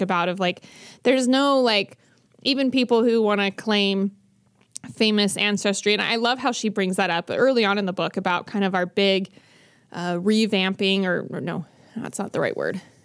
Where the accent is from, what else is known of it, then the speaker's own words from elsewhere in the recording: Bountiful, Utah, United States; I grew up in Bountiful